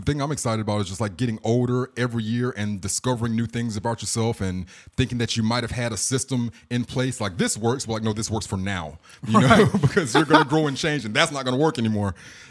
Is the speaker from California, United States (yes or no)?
no; Charlotte, North Carolina, United States; Well, my family lives there, but I'm from Charlotte though.